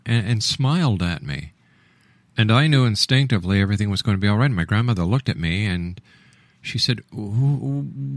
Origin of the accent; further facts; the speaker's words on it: Montreal, Quebec, Canada; When I was a young boy growing up in Montreal